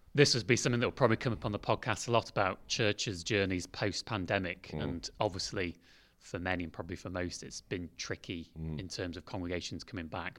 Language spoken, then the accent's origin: English; Derbyshire, East Midlands, United Kingdom; moved away; I'm from Derbyshire originally, so I went to Darleydale Hillside Methodist Church